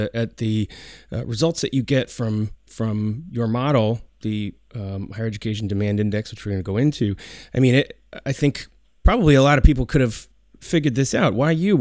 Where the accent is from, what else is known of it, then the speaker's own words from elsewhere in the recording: Oregon, United States; I am from Oregon